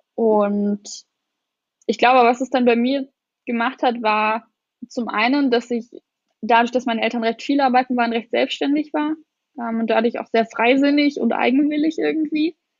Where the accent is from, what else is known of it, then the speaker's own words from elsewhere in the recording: Lusatia, Brandenburg, Germany; Ich komme aus Brandenburg, aus der Lausitz